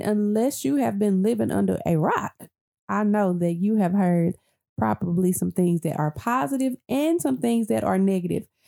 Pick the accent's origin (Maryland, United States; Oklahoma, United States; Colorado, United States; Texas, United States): Texas, United States; Dallas; I grew up in the Triple D